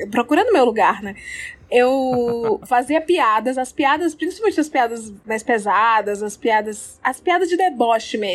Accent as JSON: {"language": "Portuguese", "region": "Ceará", "country": "Brazil", "tie": "born there", "said": "eu nasci no Ceará e tive essa infância muito maluca"}